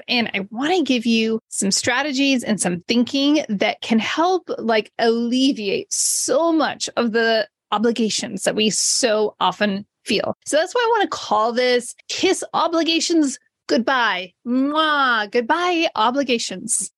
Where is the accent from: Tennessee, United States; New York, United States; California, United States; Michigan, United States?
California, United States; Modesto; my hometown of Modesto, California